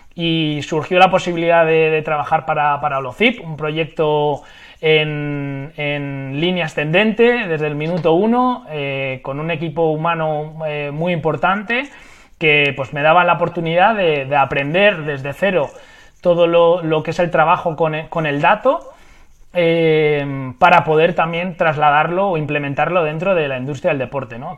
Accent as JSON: {"language": "Spanish", "town": "Madrid", "region": "Community of Madrid", "country": "Spain", "moved": "yes", "said": "soy de Madrid, vivo actualmente en Madrid, aunque es verdad que he pasado muchos años de mi vida en diferentes ciudades y, países"}